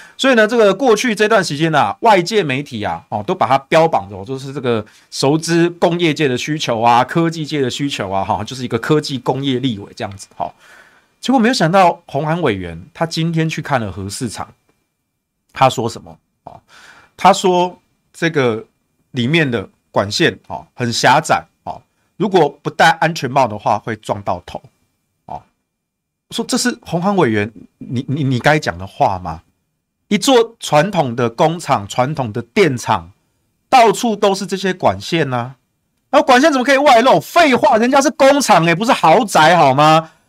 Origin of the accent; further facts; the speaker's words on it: Taichung, Taiwan; 所以我自己身为台中人啊，你知道我们台中有中火，然后我们又有台中港